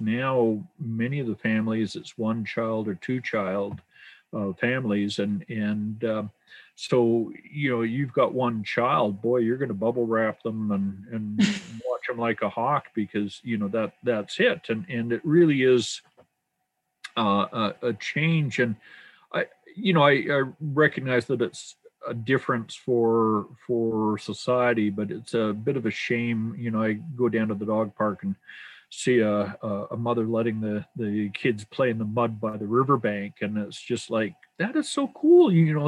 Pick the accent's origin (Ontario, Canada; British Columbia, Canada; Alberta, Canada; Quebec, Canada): Alberta, Canada; Edmonton; There's three of us that were born and raised in Edmonton, and we up until COVID, we would be on display at the Valley Zoo as true Edmontonians.